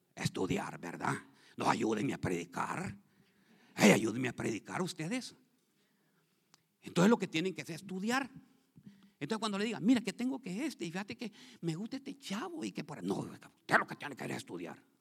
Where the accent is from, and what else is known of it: Honduras; now in Columbus, United States